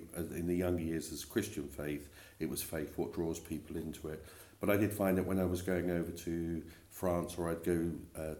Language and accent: English; Milton Keynes, South East England, United Kingdom; accent: East End; also born or lived in East End of London; I'm actually born and bred in Buckinghamshire.